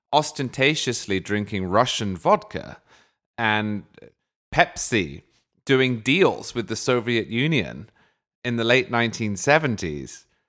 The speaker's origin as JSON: {"language": "English", "region": "England", "country": "United Kingdom", "said": "I'm an English stereotype"}